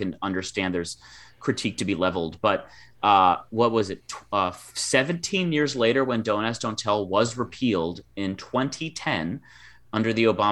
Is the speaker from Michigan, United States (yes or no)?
yes; Michigan, United States; there was a Michigan State football game in my hometown